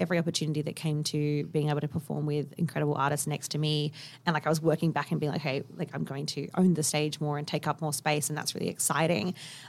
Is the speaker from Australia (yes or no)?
yes; Kalgoorlie, Western Australia, Australia; And I grew up in Kalgoorlie.